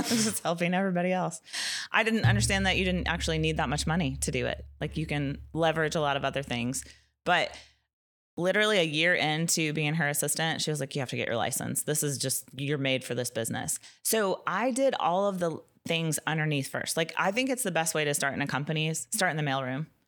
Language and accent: English; Nashville, Tennessee, United States; I'm from Nashville